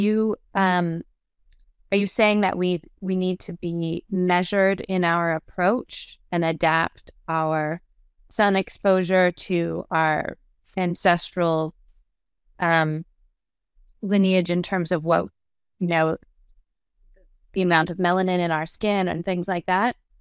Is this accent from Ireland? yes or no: no; Canada; now in United States; I'm Canadian, but we're living in the U S